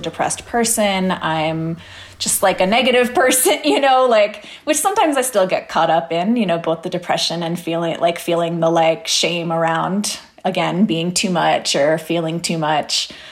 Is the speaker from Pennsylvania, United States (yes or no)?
yes; Pennsylvania, United States; moved away; in Pennsylvania, in my hometown